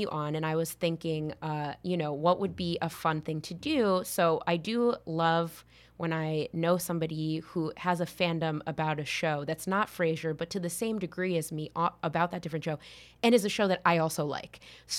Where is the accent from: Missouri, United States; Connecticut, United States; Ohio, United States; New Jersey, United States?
Connecticut, United States; I grew up in Connecticut